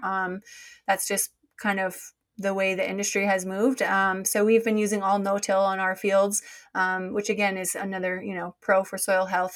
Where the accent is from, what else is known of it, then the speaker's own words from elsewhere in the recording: Minnesota, United States; moved away as an adult; also born or lived in North Dakota / Kentucky / Australia; now in Maryland, United States; I'm actually from Minnesota originally